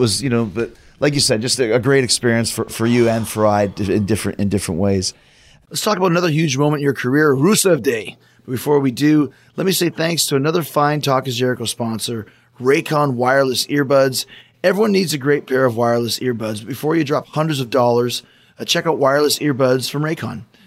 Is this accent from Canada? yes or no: yes; Canada; I'm not from Bulgaria, but I'm from Canada